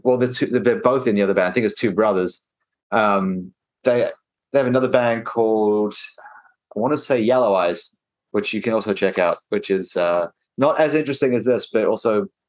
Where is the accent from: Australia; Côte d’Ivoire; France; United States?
Australia; And I said I was from Australia and everyone cheered.